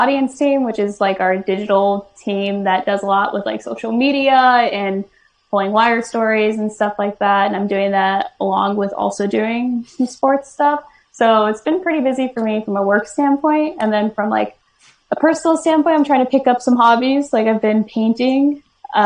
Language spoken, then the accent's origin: English; Lincoln, Nebraska, United States; I grew up in Lincoln, but we always came out to the cabin in the summer.